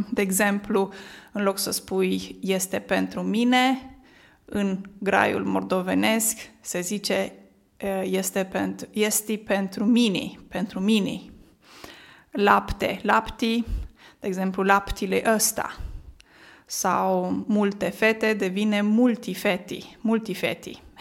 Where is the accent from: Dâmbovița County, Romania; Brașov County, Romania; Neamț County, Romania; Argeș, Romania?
Neamț County, Romania; Moldavia; accent: Moldavian; Un accent care îmi este mie foarte cunoscut. De ce? Pentru că eu vin din Moldova, din Neamț.